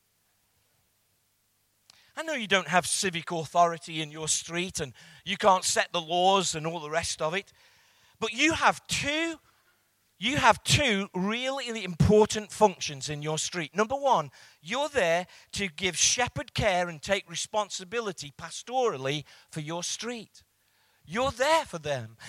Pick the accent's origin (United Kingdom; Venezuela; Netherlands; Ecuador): United Kingdom; England; I'm English